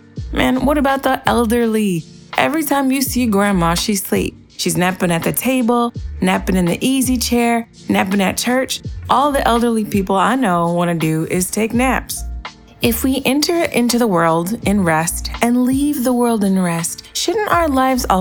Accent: United States; as an American

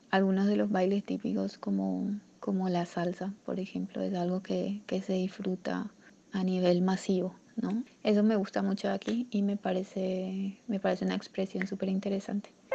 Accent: Asunción, Paraguay; moved away as an adult; now in Palomino, Colombia; nací en Asunción, Paraguay. Actualmente estoy viviendo en Colombia, específicamente en un lugar llamado Palomino, en la costa norte

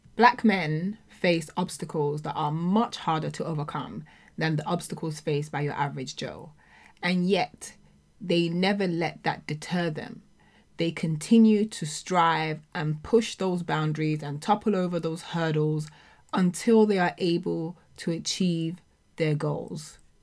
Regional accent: United Kingdom; as black people, as black British people, as children of immigrants

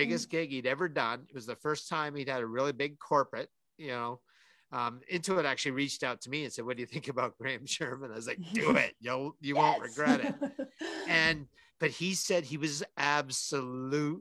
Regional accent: Calgary, Alberta, Canada; my hometown

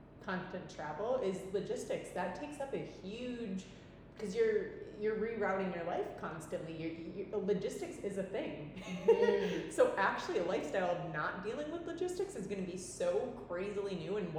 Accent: Milwaukee, Wisconsin, United States; moved away as an adult; now in Nosara, Costa Rica; I'm like, Milwaukee. And I haven't lived there since I was 18.

